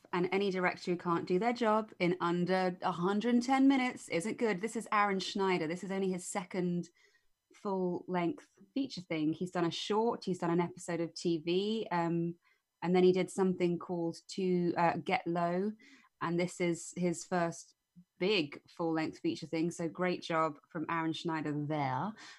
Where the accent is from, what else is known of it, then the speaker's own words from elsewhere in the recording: United Kingdom; But as a British viewer, it's a cute thing that dragged me in.